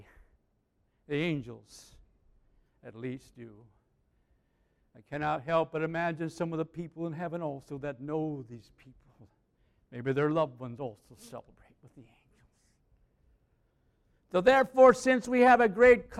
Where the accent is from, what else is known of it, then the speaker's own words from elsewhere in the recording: Aitkin, Minnesota, United States; I was from Aiken